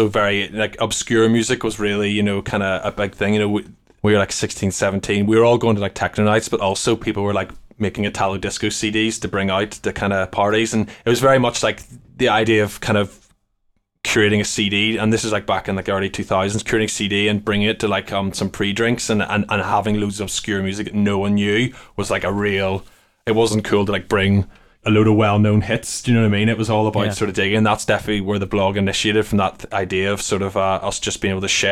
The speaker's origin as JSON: {"language": "English", "country": "Ireland", "tie": "born or raised there", "said": "Gregorian monks playing in my house all the time growing up in Ireland"}